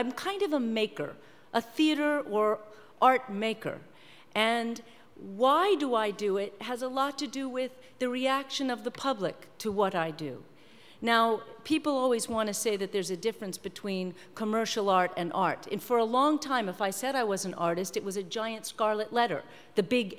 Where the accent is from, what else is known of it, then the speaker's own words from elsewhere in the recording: New York, United States; I'm from New York. I saw it out my window